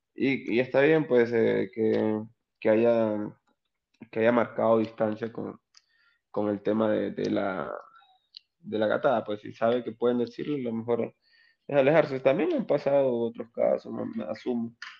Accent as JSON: {"language": "Spanish", "town": "Onoto", "region": "Anzoátegui", "country": "Venezuela", "moved": "as an adult", "lives_now": "Arequipa, Peru", "said": "soy del oriente de un estado o provincia o departamento que se llama Anzuategui. Se llama Anzuategui, soy de un pueblo muy pequeño llamado Onoto"}